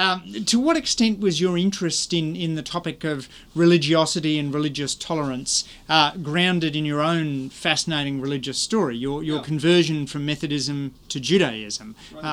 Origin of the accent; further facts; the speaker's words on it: Australia; now in United States; one of the things that strikes me as most interesting as an Australian coming here.